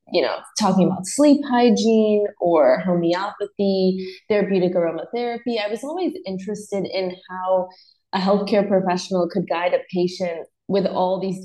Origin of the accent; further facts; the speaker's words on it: Northeast, United States; moved away as an adult; also born or lived in South Carolina / Los Angeles; I grew up in the Northeast